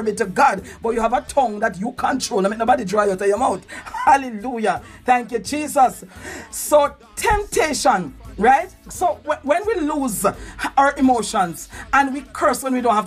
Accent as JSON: {"language": "English", "country": "Jamaica", "said": "we give out a sound as Jamaican"}